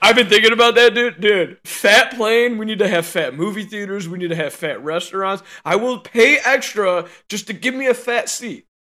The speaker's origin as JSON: {"language": "English", "town": "Chicago", "region": "Illinois", "country": "United States", "said": "I am a Chicagoan."}